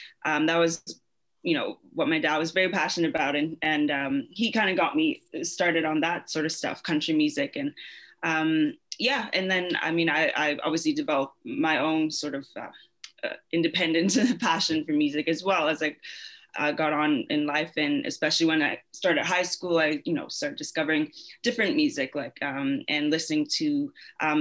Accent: London, Ontario, Canada; moved away as an adult; also born or lived in South Africa; now in Mississauga, Canada; Born and raised in London, Ontario

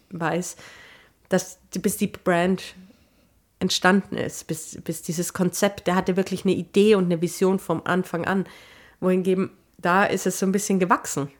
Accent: Germany; ich bin ja auch Deutscher.

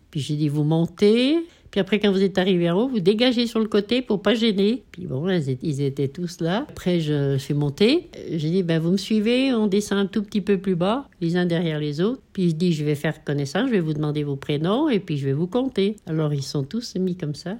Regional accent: Notre-Dame-de-Bellecombe, Auvergne-Rhône-Alpes, France; je suis née à Notre-Dame de Bellecombe le 20 novembre 1938.

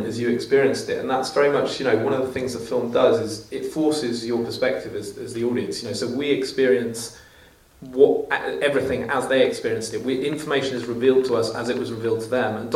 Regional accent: England, United Kingdom; I speak as an Englishman

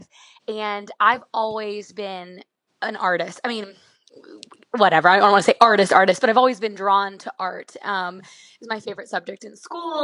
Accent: outside of Pittsburgh, Pennsylvania, United States; moved away as an adult; also born or lived in South Carolina; I grew up in outside of Pittsburgh.

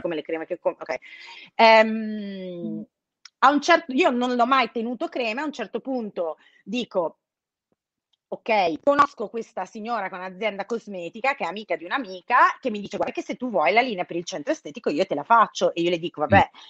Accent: Brescia, Lombardy, Italy; io sono di Brescia

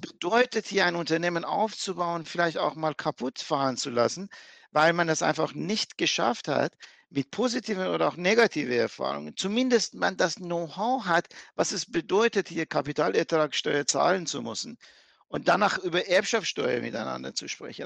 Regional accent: Iran; now in Germany; ich bin geborener Iraner, ich bin Perser

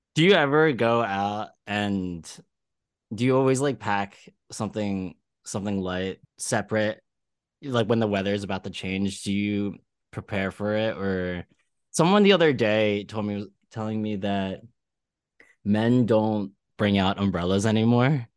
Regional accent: Philadelphia, Pennsylvania, United States; now in New York, United States; I'm from Philly

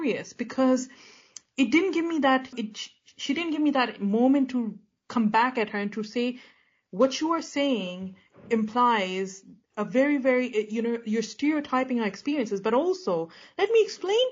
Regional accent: United Kingdom; as a British Pakistani

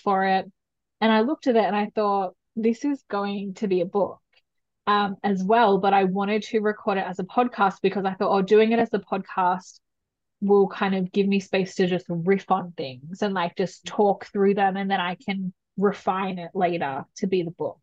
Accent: New South Wales, Australia; I was living away from my hometown where I'm back again in New South Wales

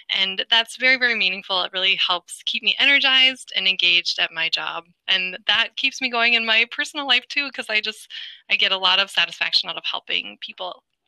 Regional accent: Wisconsin, United States; I, am a Midwest native, so I'm from Wisconsin

